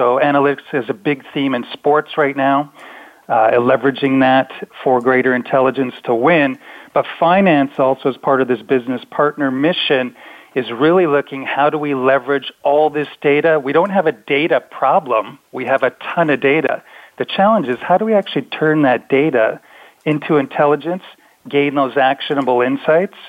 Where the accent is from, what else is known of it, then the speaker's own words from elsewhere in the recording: Canada; being a Canadian